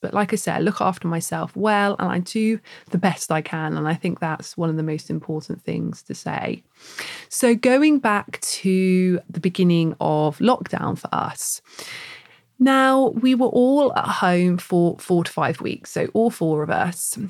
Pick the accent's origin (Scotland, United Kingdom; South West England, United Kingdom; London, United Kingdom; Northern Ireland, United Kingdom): South West England, United Kingdom; Plymouth; now in Bath, United Kingdom; we don't live by the sea where we are in Bath, but Bruce and I grew up in Plymouth